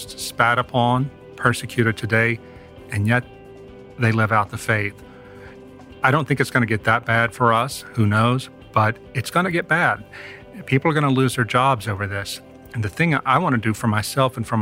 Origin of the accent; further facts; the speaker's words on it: Louisiana, United States; I'm from Louisiana